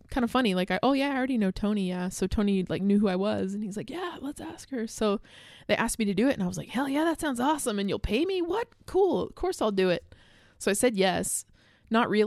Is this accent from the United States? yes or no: yes; United States; we're American